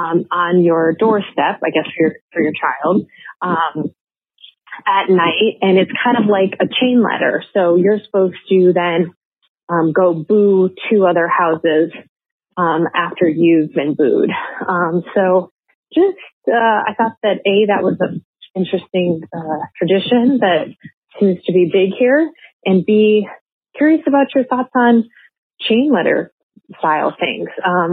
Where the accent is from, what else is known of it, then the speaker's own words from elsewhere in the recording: Michigan, United States; moved away as an adult; also born or lived in Austin, Texas; I just moved back to my hometown in Michigan from Austin due to COVID